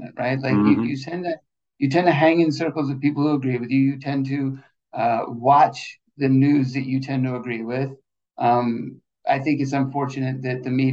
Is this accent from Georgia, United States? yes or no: yes; Georgia, United States; I'm from Georgia